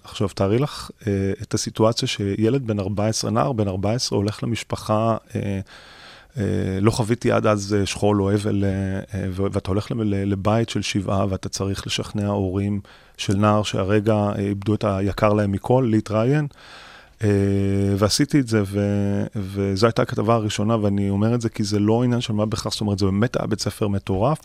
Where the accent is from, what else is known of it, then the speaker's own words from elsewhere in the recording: Tel Aviv, Tel Aviv District, Israel; אני, אה, גדלתי בדרום תל אביב, אה, בשכונה שנקראת כפר שלם